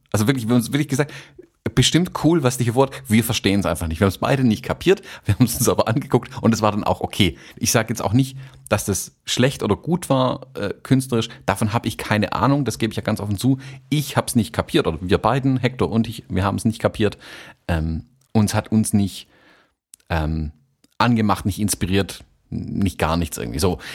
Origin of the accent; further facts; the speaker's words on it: Stuttgart, Baden-Württemberg, Germany; bei uns in Stuttgart